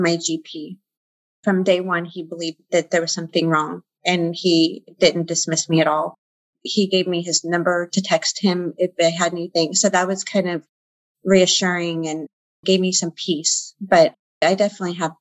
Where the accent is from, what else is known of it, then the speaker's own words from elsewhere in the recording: Central Valley, California, United States; I'm from the Central Valley. I live in California